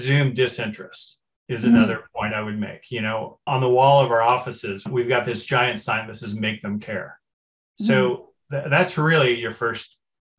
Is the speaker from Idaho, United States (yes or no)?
no; Berkeley, California, United States; I grew up in Berkeley, which is, you know, the famous world's most liberal city